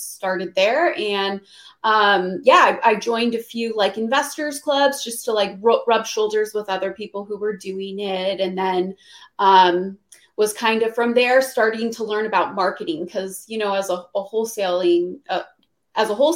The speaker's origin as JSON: {"language": "English", "town": "Phoenix", "region": "Arizona", "country": "United States", "also_born_or_lived": "Los Angeles", "said": "I'm from Phoenix. That's where I am. I'm back in Phoenix now"}